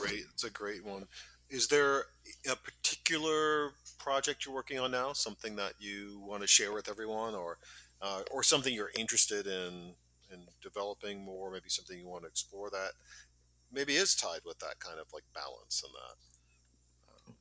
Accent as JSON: {"language": "English", "town": "New York City", "region": "New York", "country": "United States", "said": "I'm from Staten Island"}